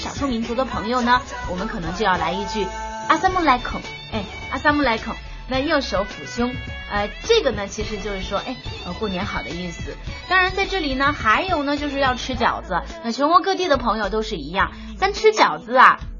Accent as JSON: {"language": "Chinese", "region": "Xinjiang", "country": "China", "said": "我是新疆的姑娘"}